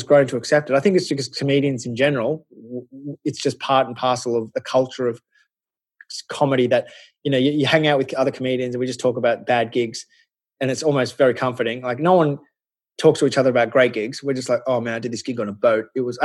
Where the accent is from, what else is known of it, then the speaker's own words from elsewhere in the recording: Australia; I grew up in Australia